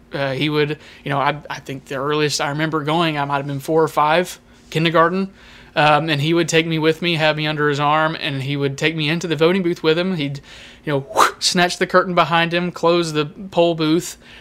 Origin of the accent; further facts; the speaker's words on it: United States; As, uh, Americans